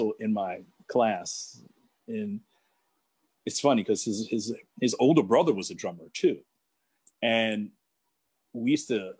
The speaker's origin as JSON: {"language": "English", "town": "New York City", "region": "New York", "country": "United States", "tie": "born or raised there", "also_born_or_lived": "South Bronx / Co-op City, Bronx", "said": "That's where I moved to from the South Bronx. And then, about a year later in 72, when I was in fifth grade"}